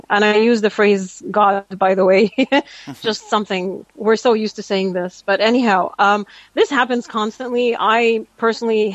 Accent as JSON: {"language": "English", "country": "Saudi Arabia", "moved": "as an adult", "lives_now": "Canada", "said": "I wasn't here as a Canadian. I was still Saudi."}